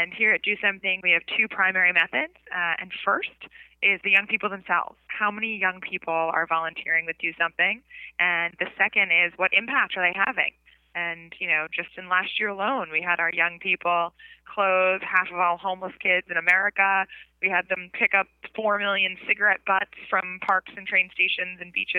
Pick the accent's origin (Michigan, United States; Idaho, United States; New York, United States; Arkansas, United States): New York, United States; Mount Kisco; also born or lived in the Bronx, New York; now in Brooklyn, United States; I grew up in the Bronx and then Mount Kisco, and now I live in Brooklyn